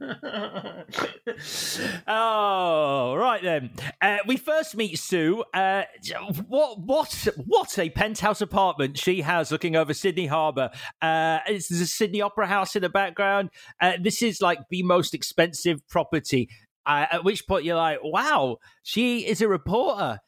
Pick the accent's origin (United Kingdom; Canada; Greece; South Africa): United Kingdom; Leeds, Yorkshire and the Humber; my local video store, Barker's Video on Street Lane in Leeds